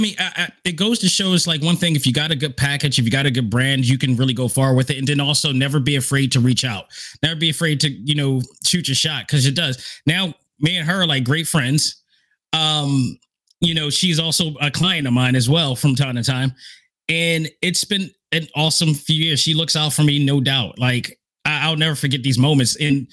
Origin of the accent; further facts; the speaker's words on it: Philadelphia, Pennsylvania, United States; I'm from Philly